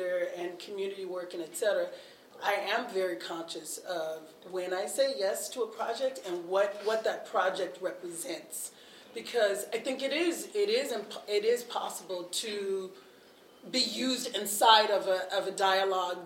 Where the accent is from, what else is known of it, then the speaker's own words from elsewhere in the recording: the South, United States; now in Twin Cities, United States; I grew up in the church and I grew up in the South